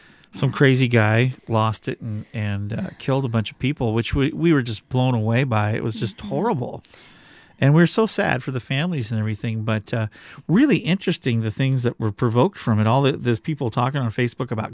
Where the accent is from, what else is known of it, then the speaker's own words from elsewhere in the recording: Washington, United States; we come from the Pacific Northwest in Washington State